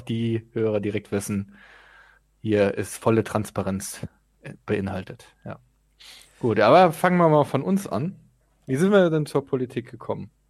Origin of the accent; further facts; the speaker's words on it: Zweibrücken, Rhineland-Palatinate, Germany; now in Hamburg, Germany; ich bin geboren in Zweibrücken, wohne in Hamburg